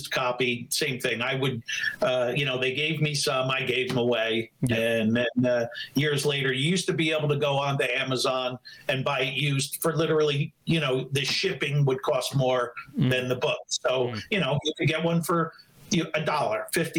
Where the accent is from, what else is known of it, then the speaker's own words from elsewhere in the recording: New Jersey, United States; we're all a mess here in New Jersey